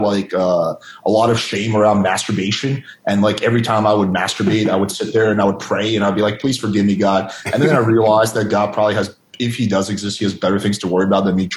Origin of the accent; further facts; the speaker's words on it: Russia; moved away; When I had a Christian nanny when I was growing up in Russia